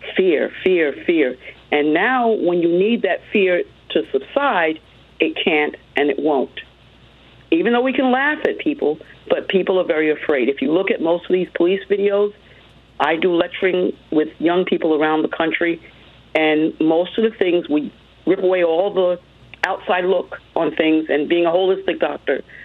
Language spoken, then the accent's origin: English; United States; also born or lived in Hartford, North Carolina; growing up in America for a long time